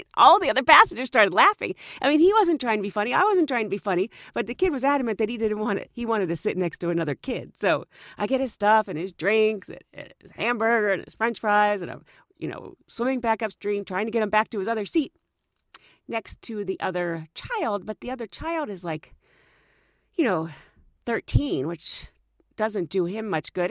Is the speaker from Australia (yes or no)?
no; United States; I was from the United States